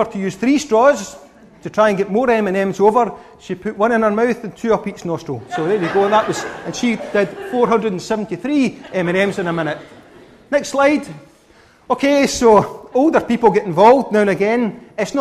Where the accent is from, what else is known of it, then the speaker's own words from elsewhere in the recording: Scotland, United Kingdom; I'm a Scotsman